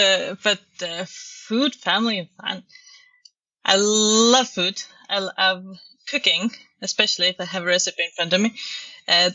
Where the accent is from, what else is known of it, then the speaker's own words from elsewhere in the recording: Estonia; now in Denmark; I'm originally from Estonia.